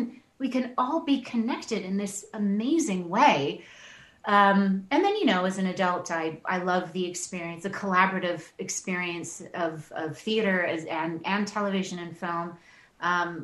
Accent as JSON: {"language": "English", "town": "Toronto", "region": "Ontario", "country": "Canada", "tie": "born or raised there", "also_born_or_lived": "Tanzania", "said": "I was born there. My dad was from Louisiana, Shreveport. And we grew up in Toronto. So I lived in Tanzania until I was about 6 years old. Moved to Toronto"}